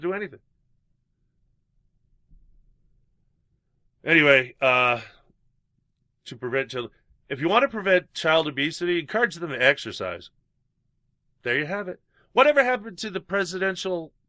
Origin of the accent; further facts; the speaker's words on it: United States; being an American